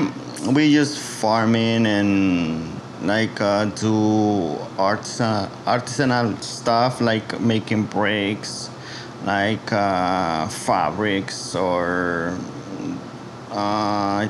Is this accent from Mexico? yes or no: yes; San Andrés Cholula, Puebla, Mexico; English is a second language; now in New York City, United States; Originally, I born on Puebla